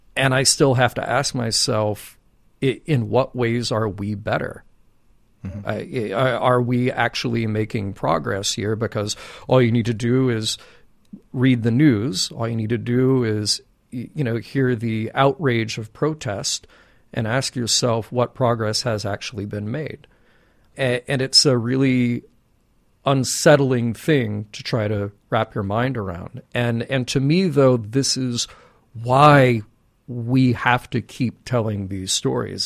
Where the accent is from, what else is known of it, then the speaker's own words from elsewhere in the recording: Birmingham, Alabama, United States; I grew up in Birmingham, Alabama